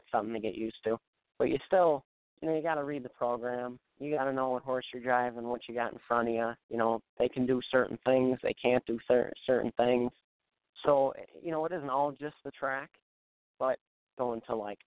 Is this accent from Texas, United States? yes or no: no; Buffalo, New York, United States; growing up in the Buffalo area